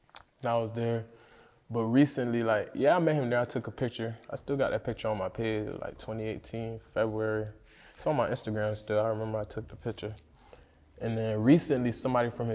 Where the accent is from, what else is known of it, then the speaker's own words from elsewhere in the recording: Deerfield, United States; I'm from Deerfield and shit, so Deerfield usually have a lot of trap houses all over